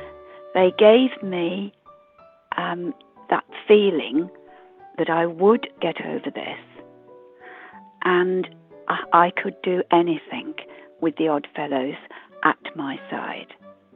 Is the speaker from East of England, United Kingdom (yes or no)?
no; West Midlands, United Kingdom; I come from Warwickshire.